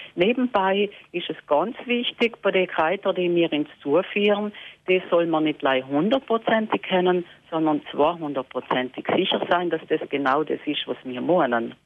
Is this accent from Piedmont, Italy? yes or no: no; Lana, Trentino-Alto Adige, Italy; bei uns in Lana